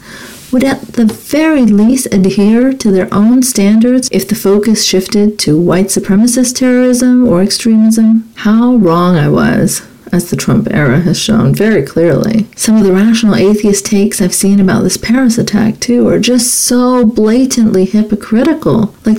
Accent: Saudi Arabia; now in Canada; I'm an immigrant to Canada of Pakistani background, but I grew up in Saudi Arabia.

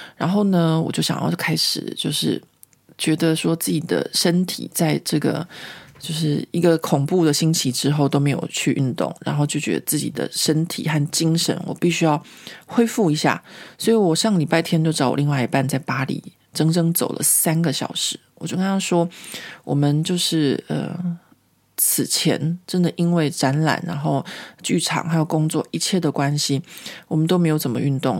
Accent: Taiwan; now in Paris, France; 如果今天我是一个从台湾来的一个呃台湾人

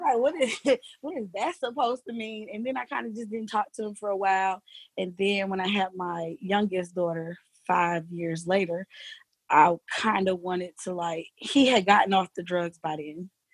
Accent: Alexandria, Virginia, United States; also born or lived in Lorton, Virginia; now in Georgia, United States; I was born in Alexandria, Virginia

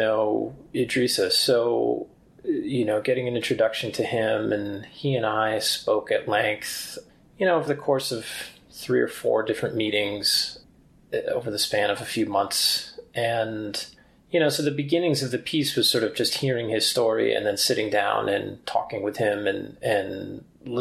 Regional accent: upstate New York, United States; also born or lived in New Hampshire; now in Colorado, United States; I grew up in the Northeast in upstate New York

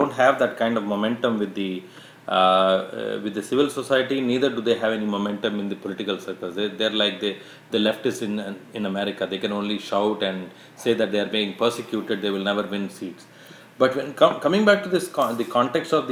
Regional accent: Hyderabad, Telangana, India; growing up in Hyderabad

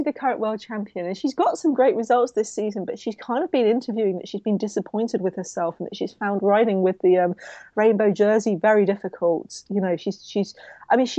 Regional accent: London, United Kingdom; my Southeast London thing

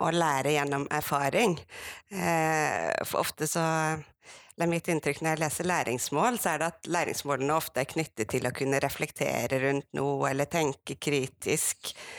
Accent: Sogn, Vestland, Norway; moved away; also born or lived in Bergen; jeg er en bygdejente fra Sogn. Vokst opp

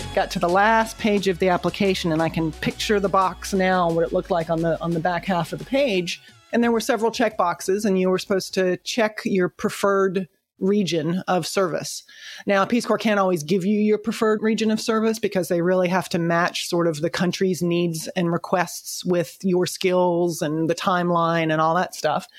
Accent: United States; moved away as an adult; also born or lived in Sambava, Madagascar; I'm, I'm here from the United States

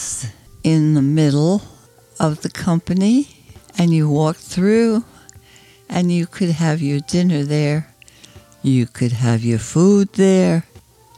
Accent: Germany; moved away; also born or lived in Jersey City, New Jersey; I was born in Germany

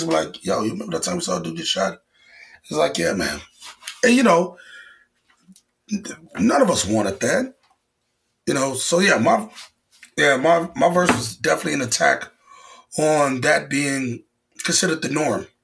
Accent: Chicago, Illinois, United States; moved away as an adult; now in New York, United States; back in Chicago, you know, my hometown.

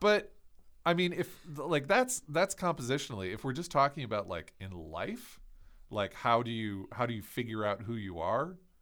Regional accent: Ohio, United States; I'm from Ohio

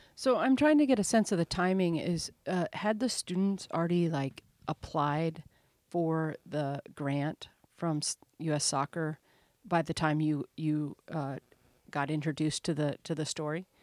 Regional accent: Omaha, Nebraska, United States; I'm from Omaha, Nebraska

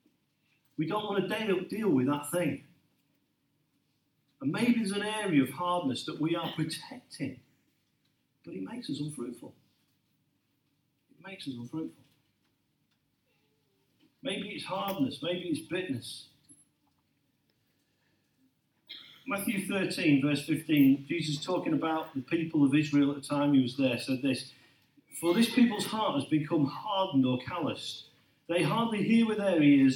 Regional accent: Lincolnshire, East Midlands, United Kingdom; I grew up in Lincolnshire

